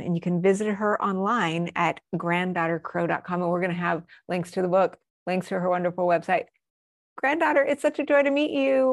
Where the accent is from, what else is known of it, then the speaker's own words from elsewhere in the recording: Albuquerque, New Mexico, United States; I was raised in Albuquerque